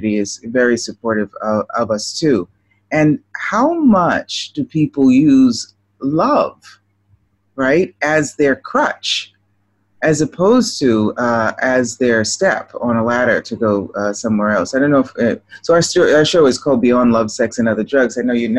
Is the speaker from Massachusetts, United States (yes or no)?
yes; Boston, Massachusetts, United States; now in Rome, Italy; I grew up in Boston, Massachusetts.